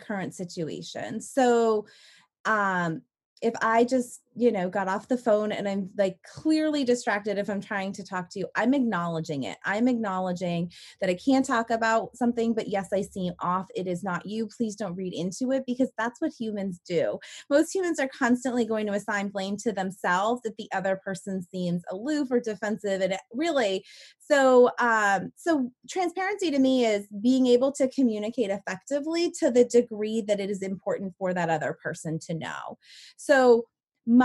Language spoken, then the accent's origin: English; Maine, United States; moved away as an adult; move back to my hometown and to help run Maine's first seed accelerator